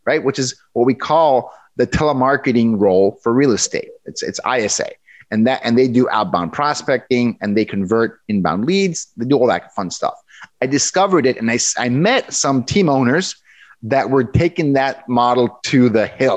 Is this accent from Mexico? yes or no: yes; Mexico; moved away as an adult; now in Seattle, United States; I'm born and raised in Mexico. I went to school in Mexico.